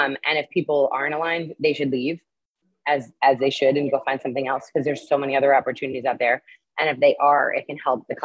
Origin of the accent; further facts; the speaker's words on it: New York City, New York, United States; moved away as an adult; now in Lima, Peru; I'm from New York, and I grew my base in advertising technology in New York City for 13 years